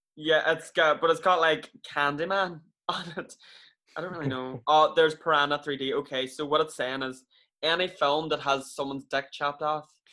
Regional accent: Ireland; moved away as an adult; now in Manchester, United Kingdom; an Irish person that moved to England five years ago

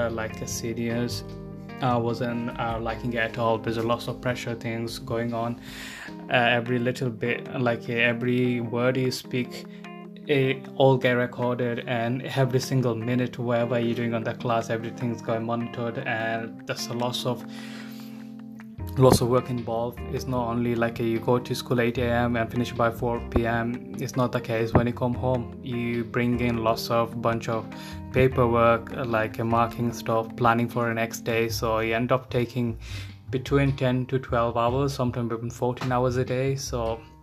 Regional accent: Bangladesh; now in United Kingdom; I'm not originally from UK, I came from Bangladesh.

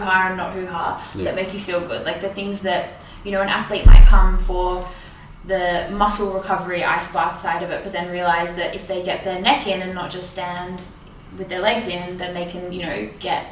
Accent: Byron Bay, New South Wales, Australia; now in Melbourne, Australia; I grew up in Byron

